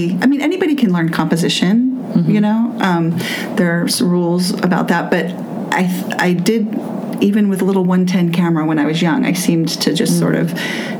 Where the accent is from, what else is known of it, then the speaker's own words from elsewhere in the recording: Southern California, United States; moved away as an adult; also born or lived in Los Angeles / Santa Cruz / Joshua Tree / Poland; now in Pittsburgh, United States; I grew up in Southern California.